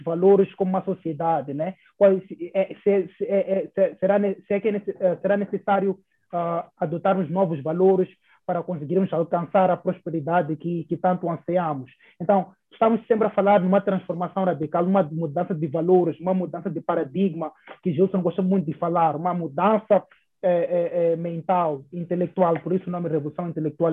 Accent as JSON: {"language": "Portuguese", "country": "Mozambique", "said": "nós como moçambicanos"}